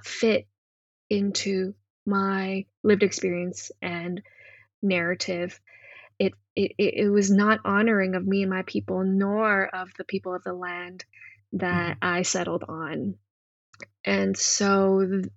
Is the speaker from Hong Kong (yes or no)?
yes; Hong Kong; now in Canada; growing up in Hong Kong in, you know, Cantonese queer body